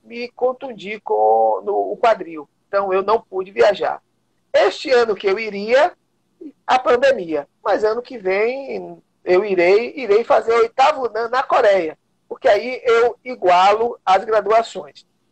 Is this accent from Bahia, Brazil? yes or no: yes; Vitória da Conquista, Bahia, Brazil; now in Salvador, Brazil; sou de Vitória da Conquista